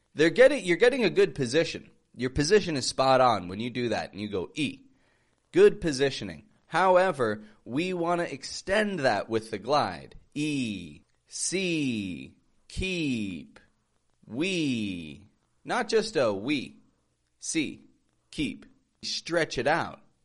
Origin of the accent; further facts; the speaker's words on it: Toronto, Ontario, Canada; moved away as an adult; now in Mexico; I'm from Toronto, Canada, living in Mexico